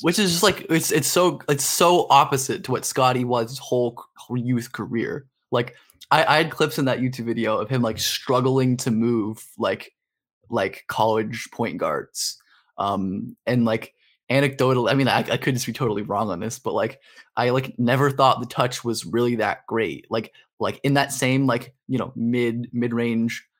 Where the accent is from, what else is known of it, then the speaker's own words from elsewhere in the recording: Los Angeles, California, United States; living and growing up in Hollywood.